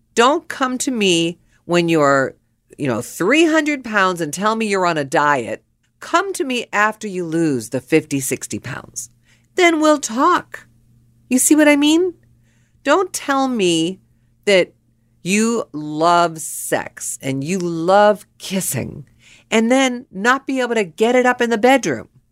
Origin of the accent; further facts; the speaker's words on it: Pittsburgh, Pennsylvania, United States; I was born and raised in Pittsburgh